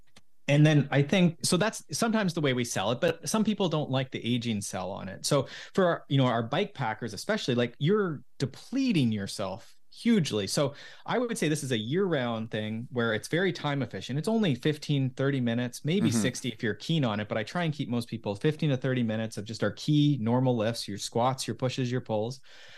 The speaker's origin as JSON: {"language": "English", "town": "Mansfield", "region": "Ontario", "country": "Canada", "tie": "born or raised there", "lives_now": "Collingwood, Canada", "said": "I grew up in Mansfield. So just south of there."}